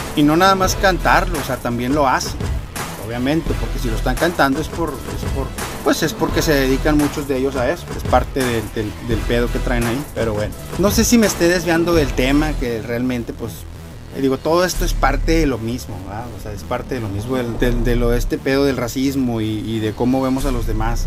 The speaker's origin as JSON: {"language": "Spanish", "country": "Mexico", "moved": "yes", "lives_now": "United States", "said": "yo también soy mexicano"}